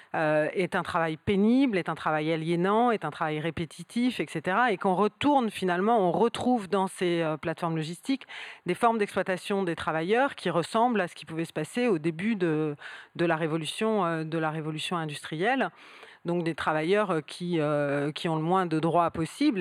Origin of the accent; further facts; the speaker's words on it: southern Seine-et-Marne, Île-de-France, France; je viens du sud de la Seine-et-Marne